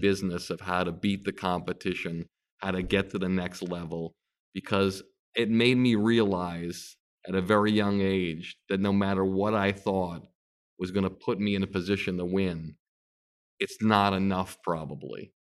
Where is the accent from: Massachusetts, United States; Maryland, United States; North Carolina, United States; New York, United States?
Massachusetts, United States; Longmeadow; growing up in Long Meadow, Massachusetts